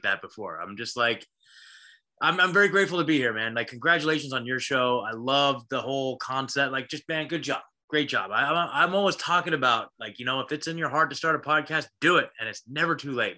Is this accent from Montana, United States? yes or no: no; Oregon, United States; also born or lived in Portland, Oregon / Eugene, Oregon; I was born and raised in Oregon